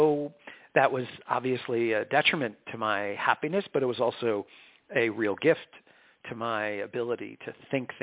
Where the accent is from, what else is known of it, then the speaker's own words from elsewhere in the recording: New York, United States; I was born and raised in New York